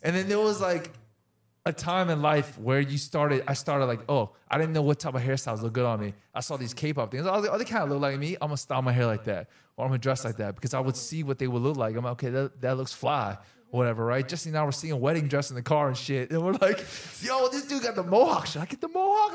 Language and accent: English; Chester, Virginia, United States; growing up in Chester, Virginia, whoop, whoop, when we were kids